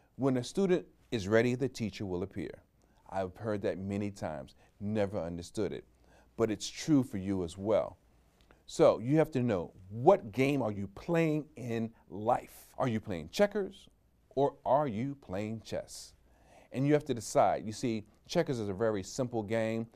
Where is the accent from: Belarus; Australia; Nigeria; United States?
United States; New York; I'm a New Yorker